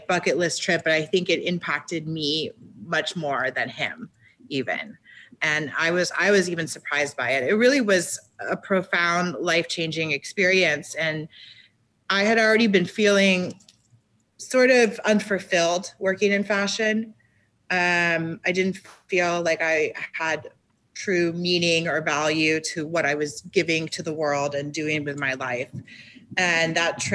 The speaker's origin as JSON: {"language": "English", "town": "Miami Beach", "region": "Florida", "country": "United States", "tie": "born or raised there", "also_born_or_lived": "New York City", "moved": "as an adult", "said": "Born and raised in Miami Beach."}